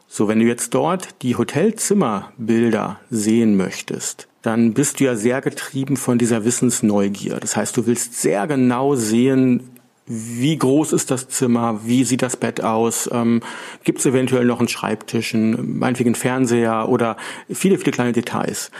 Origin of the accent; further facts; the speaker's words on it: Northern Germany, Germany; als Norddeutsche, wir kommen ähm, von der Küste